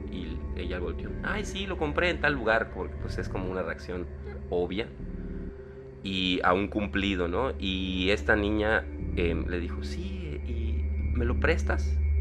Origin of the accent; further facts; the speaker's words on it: Yucatán, Mexico; soy el único yucateco con superpoderes que conozco